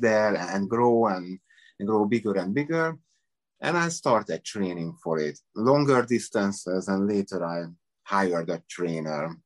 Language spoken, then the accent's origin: English; Budapest, Hungary; English is a second language; moved away as an adult; also born or lived in Las Vegas / San Diego / Miami; now in United States; I'm from Hungary, Budapest